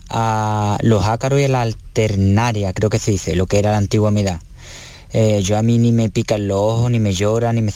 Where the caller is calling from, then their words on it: Dos Hermanas, Andalusia, Spain; Hola, buenas tardes. … de Dos Hermanas, Sevilla.